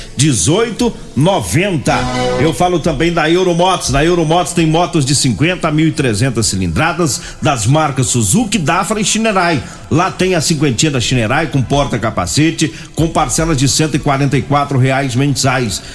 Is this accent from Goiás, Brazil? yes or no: yes; Goiás, Brazil; sou goiano. Goiano fala gueroba.